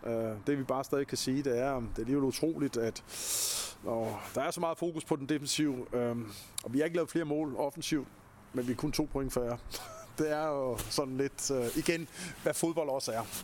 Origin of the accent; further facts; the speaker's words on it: Copenhagen, Capital Region of Denmark, Denmark; jeg er københavner, og jeg voksede op med punken